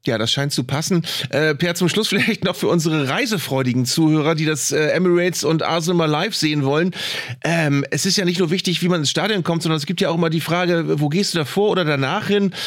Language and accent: German; Germany; als Deutsche